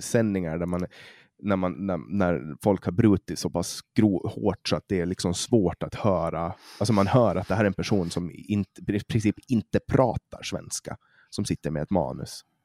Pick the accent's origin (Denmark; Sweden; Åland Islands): Åland Islands; accent: Åland Swedish; jag pratar åländska